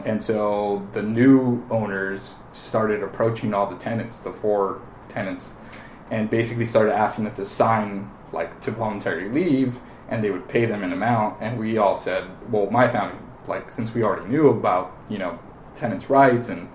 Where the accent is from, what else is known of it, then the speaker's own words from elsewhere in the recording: Los Angeles, California, United States; I was raised here in Frogtown.